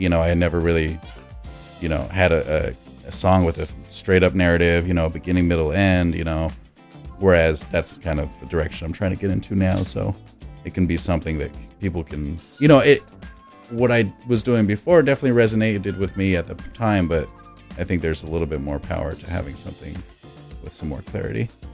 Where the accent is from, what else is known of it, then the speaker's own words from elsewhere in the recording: Los Angeles, California, United States; also born or lived in New Mexico; I was born in New Mexico, left around six years old, and so I was living most of my life, you know, six to eighteen, um, in Los Angeles